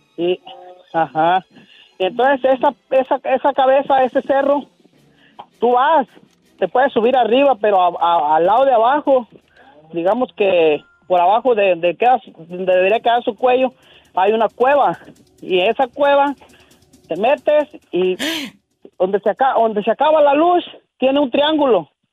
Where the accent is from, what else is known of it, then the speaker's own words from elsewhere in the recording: Michoacán, Mexico; moved away; en Michoacán, donde yo nací